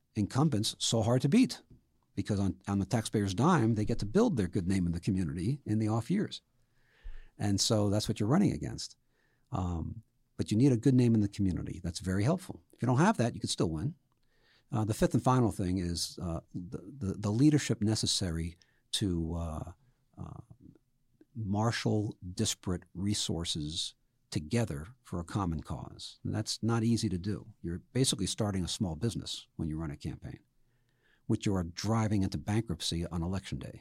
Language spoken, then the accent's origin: English; New York City, New York, United States; moved away; I grew up in the Bronx